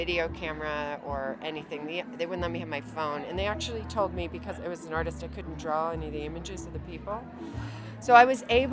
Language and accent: English; Ohio, United States; growing up in Ohio